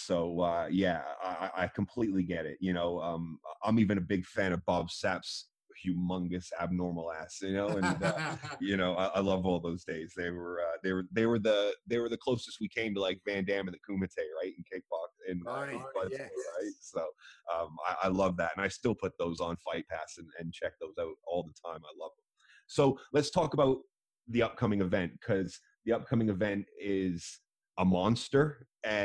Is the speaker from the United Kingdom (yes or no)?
no; Canada; moved away; I grew up over there in Canada